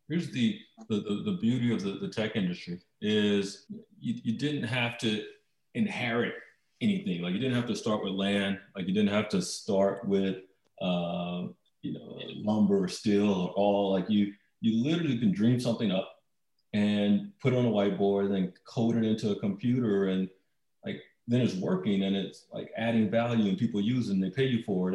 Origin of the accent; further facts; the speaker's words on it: Baton Rouge, Louisiana, United States; moved away as an adult; also born or lived in Atlanta, Georgia; growing up in Baton Rouge, Louisiana